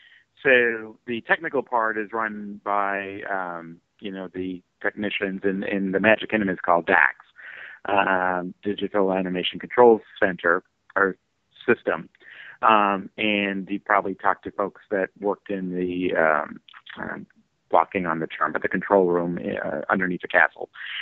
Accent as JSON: {"language": "English", "country": "Canada", "said": "Being a Canadian, there."}